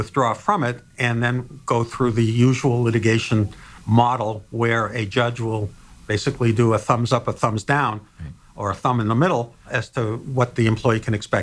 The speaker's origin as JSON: {"language": "English", "region": "Massachusetts", "country": "United States", "said": "I'm from Massachusetts"}